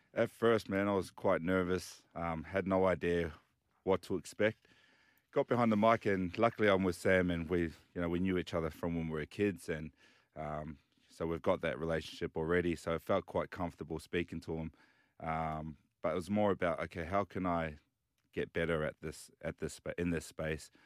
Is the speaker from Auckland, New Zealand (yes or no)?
no; Dunedin, Otago, New Zealand; also born or lived in Cook Islands / Western Sydney; now in Sydney, Australia; so I was born in New Zealand and, uh, grew up playing rugby union. So, uh, I was born in Dunedin